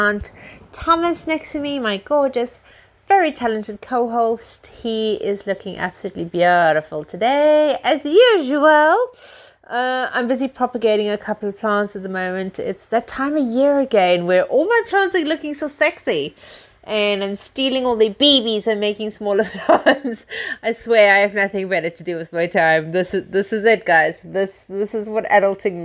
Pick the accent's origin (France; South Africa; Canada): South Africa; moved away; I come from South Africa